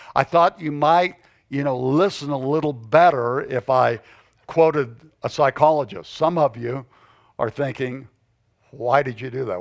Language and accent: English; the South, United States; moved away as an adult; now in Arizona, United States; I was born and raised in the South.